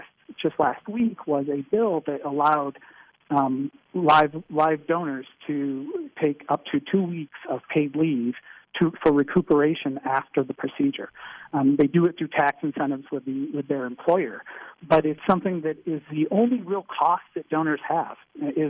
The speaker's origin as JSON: {"language": "English", "region": "Michigan", "country": "United States", "moved": "yes", "said": "I'm from Michigan originally"}